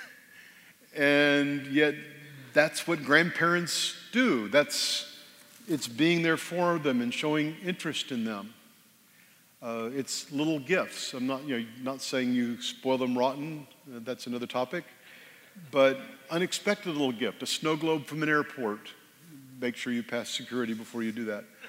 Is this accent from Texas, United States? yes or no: yes; Texas, United States; born or raised there; also born or lived in Northern Virginia